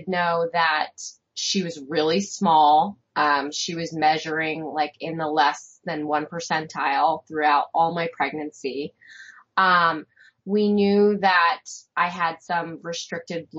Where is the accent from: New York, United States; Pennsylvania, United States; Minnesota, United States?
Pennsylvania, United States; Bucks County; moved away as an adult; also born or lived in Maryland; now in Carroll County, Maryland, United States; I grew up outside of Bucks County, or in Bucks County, Pennsylvania, which is outside of Philly